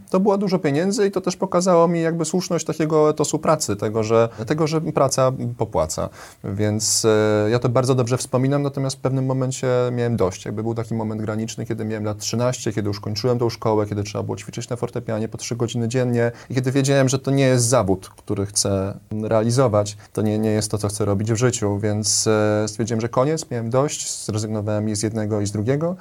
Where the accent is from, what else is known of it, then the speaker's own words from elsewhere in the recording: Warsaw, Masovian Voivodeship, Poland; wychowałem się na Woli, więc obok Ronda Daszyńskiego